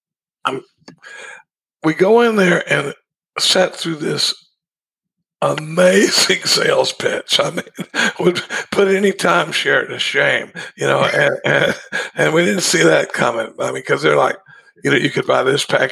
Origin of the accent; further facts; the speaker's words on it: Dallas, Texas, United States; now in Austin, United States; I grew up in Dallas